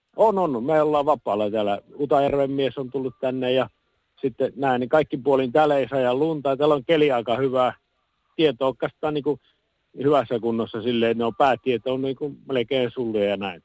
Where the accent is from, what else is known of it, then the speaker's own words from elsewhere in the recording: Puolanka, Kainuu, Finland; kyllä minä olen Puolangalta kotoisin ollut